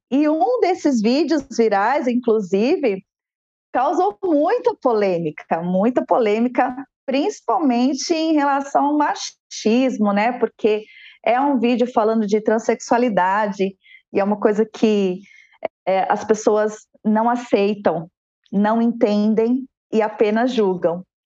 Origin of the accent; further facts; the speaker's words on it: São Paulo, Brazil; also born or lived in Guarulhos; Sou nascida em São Paulo